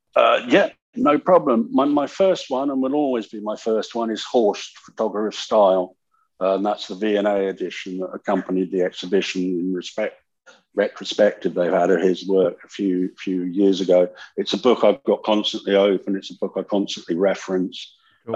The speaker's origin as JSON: {"language": "English", "region": "California", "country": "United States", "tie": "born or raised there", "said": "I grew up in California"}